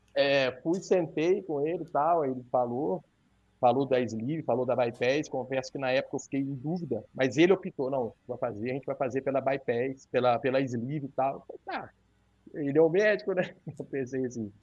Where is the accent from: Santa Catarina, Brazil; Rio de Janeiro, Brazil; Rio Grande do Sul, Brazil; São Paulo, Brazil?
Rio de Janeiro, Brazil; Santo Antônio de Pádua; eu sou de Santo Antônio de Pádua, que é norte do estado, divisa com, com Minas